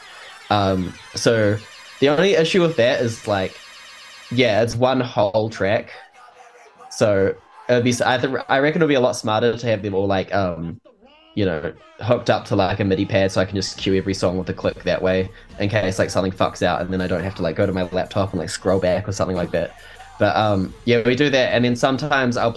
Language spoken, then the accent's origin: English; Wellington, New Zealand; here in Wellington, my hometown